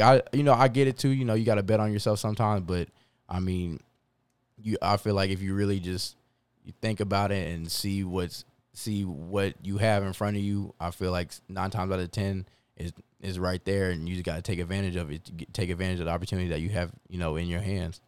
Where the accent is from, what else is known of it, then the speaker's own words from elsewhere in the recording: Converse, Texas, United States; also born or lived in Long Island, New York; Six weeks later, we moved to, we land in Converse, Texas